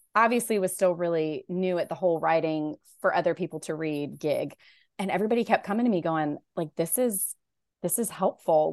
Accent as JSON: {"language": "English", "town": "Raleigh", "region": "North Carolina", "country": "United States", "tie": "born or raised there", "said": "I grew up in Raleigh, North Carolina, so that's where I live"}